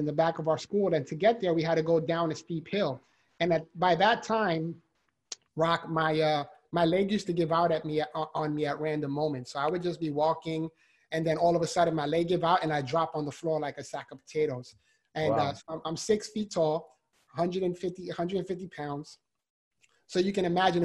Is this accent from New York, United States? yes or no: yes; New York City, New York, United States; born or raised there